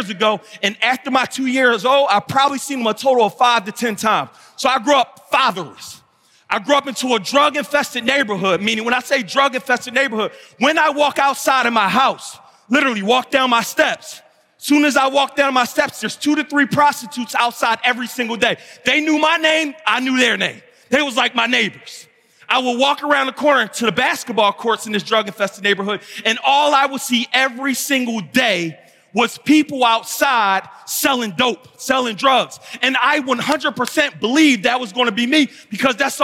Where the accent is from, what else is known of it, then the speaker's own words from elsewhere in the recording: Philadelphia, Pennsylvania, United States; I'm from West Philly.